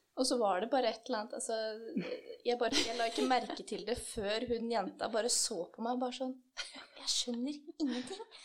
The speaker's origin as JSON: {"language": "Norwegian", "town": "Kløfta", "region": "Akershus", "country": "Norway", "also_born_or_lived": "Drammen", "moved": "as an adult", "said": "jeg kommer fra Kløfta, men jeg flytta til Drammen i 2016 for å begynne å studere her"}